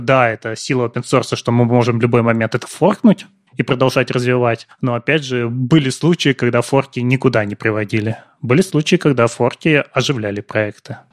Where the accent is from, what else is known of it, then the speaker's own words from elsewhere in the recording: Siberia, Russia; Я не из Питера, я из Сибири